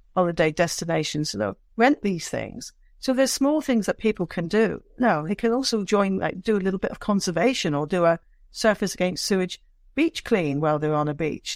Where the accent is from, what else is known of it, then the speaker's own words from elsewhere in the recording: Downderry, South West England, United Kingdom; moved away; growing up in Cornwall as a, you know as a young person